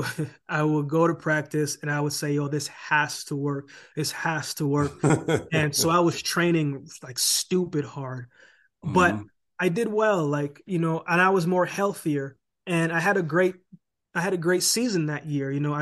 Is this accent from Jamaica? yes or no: no; Canada; now in United States; How am I going to live in America and I'm Canadian and I don't have a work permit to even work, right?